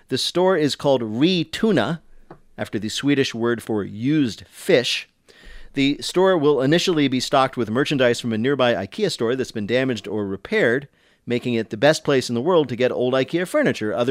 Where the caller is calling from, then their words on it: Philadelphia, Pennsylvania, United States; I'm calling from Philadelphia.